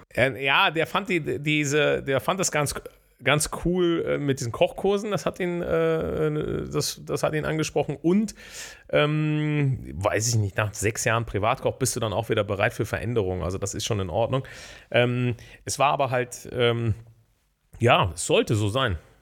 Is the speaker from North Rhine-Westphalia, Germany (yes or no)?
yes; Bonn, North Rhine-Westphalia, Germany; ich komme ja aus Bonn, habe, ähm, bin gebürtiger Grau-Rheindorfer. Das ist der älteste Stadtteil Bonns